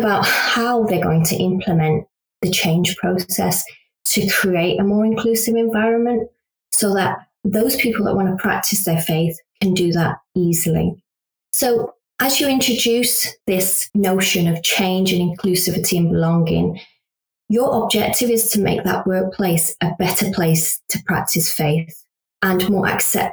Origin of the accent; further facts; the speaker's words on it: United Kingdom; I'm a British Pakistani Muslim